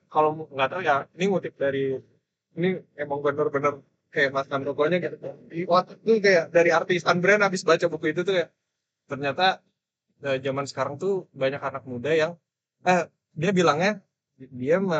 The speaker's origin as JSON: {"language": "Indonesian", "town": "Depok", "region": "West Java", "country": "Indonesia", "lives_now": "Bandung, Indonesia", "said": "aku kan orang Depok kan terus kayak kesini kayak udahlah di sini aja kayaknya udah nyaman gitu"}